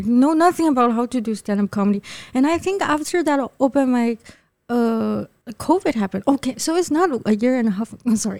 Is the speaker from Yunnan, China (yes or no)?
no; Shanghai, China; moved away as an adult; now in Taipei, Taiwan; I'm from Yangpu